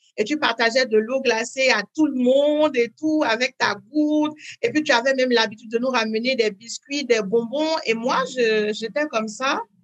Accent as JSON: {"language": "French", "town": "Parakou", "region": "Borgou", "country": "Benin", "tie": "born or raised there", "also_born_or_lived": "France / United States", "first_language": "French", "moved": "as an adult", "said": "dans cette ville du Nord où je suis née à Paracourt au Bénin"}